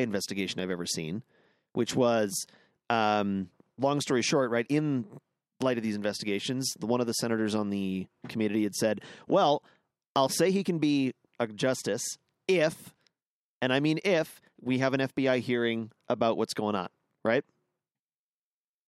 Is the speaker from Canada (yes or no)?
yes; Canada; I'm a Canadian